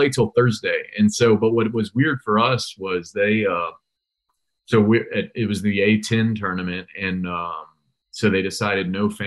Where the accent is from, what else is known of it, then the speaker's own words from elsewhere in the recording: Charlottesville, Virginia, United States; I moved around all over the place, but I grew up in Charlottesville